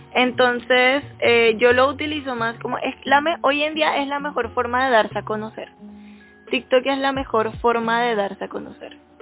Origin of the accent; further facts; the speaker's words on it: Panama; por ser panameña